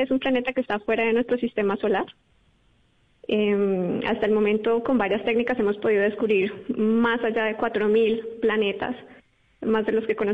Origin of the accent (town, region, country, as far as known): Bogotá, Colombia; born or raised there; moved away as an adult; now in Europe